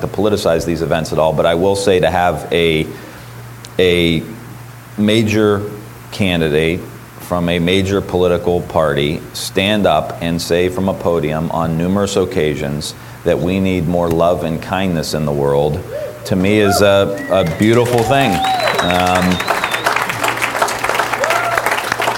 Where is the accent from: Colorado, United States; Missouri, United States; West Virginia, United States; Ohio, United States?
Ohio, United States; Niles; That's my hometown.